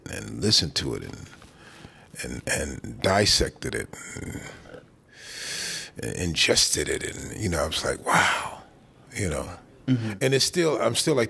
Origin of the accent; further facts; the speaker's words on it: Chicago, Illinois, United States; My dad used to have parties in Chicago. I grew up in Chicago